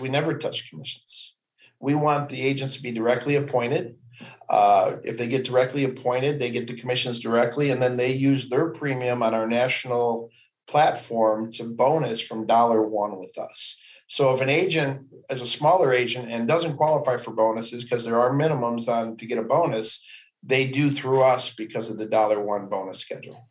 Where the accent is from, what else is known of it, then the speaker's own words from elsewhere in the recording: Cleveland, Ohio, United States; I grew up in Cleveland, Ohio, just east of Cleveland, about 20 mm-hmm. miles